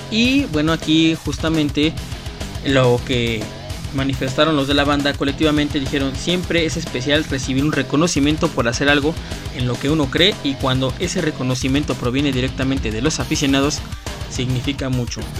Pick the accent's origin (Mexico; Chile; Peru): Mexico; lo que somos los mexicanos.